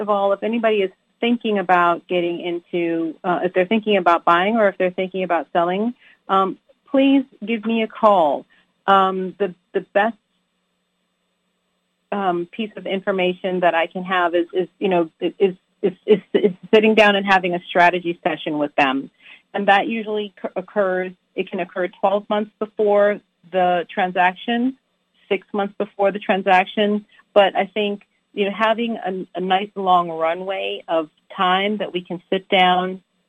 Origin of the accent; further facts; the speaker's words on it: U.S. Virgin Islands; Well, I'm from the Virgin Islands. I was born and raised in the Virgin Islands, which is, you know, literally two islands away from the Dominican Republic.